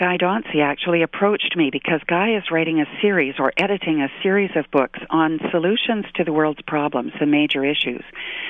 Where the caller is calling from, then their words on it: British Columbia, Canada; I'm in British Columbia, and it's beautiful and sunny this morning.